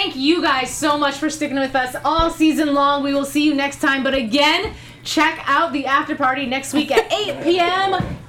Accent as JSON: {"language": "English", "region": "North Carolina", "country": "United States", "tie": "born or raised there", "said": "My home state right there, North Carolina."}